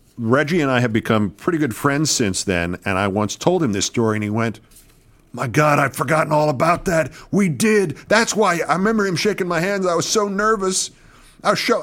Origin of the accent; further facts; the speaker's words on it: New York, United States; moved away; being a New Yorker